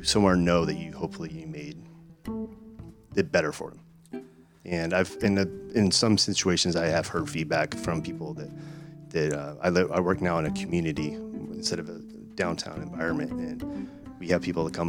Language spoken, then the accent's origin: English; East County, San Diego, California, United States; I'm from East County, where they lost a lot of homes in fires.